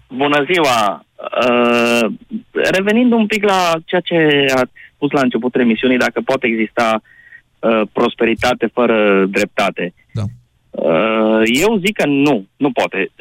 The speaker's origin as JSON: {"language": "Romanian", "region": "Teleorman County", "country": "Romania", "said": "sunt din Telorman"}